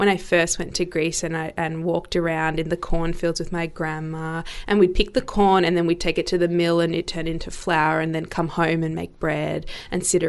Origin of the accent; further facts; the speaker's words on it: Melbourne, Victoria, Australia; I grew up in Melbourne, born and bred.